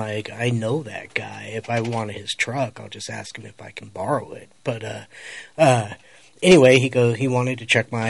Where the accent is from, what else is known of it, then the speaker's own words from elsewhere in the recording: Colorado, United States; I'm from Colorado